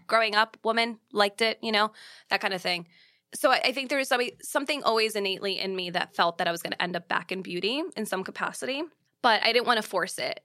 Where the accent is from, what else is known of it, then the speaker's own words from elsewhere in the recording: New York, United States; as a New Yorker